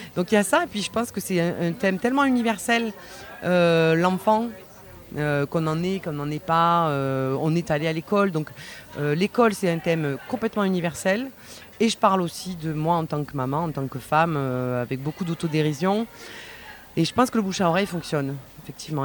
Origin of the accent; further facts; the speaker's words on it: Vaucluse, Provence-Alpes-Côte d'Azur, France; je suis du Vaucluse